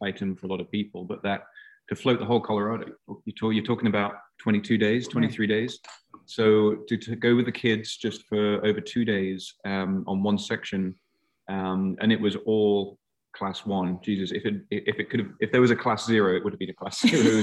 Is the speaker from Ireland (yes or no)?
no; England, United Kingdom; now in Alaska, United States; I grew up in England where, you know, we did carp fishing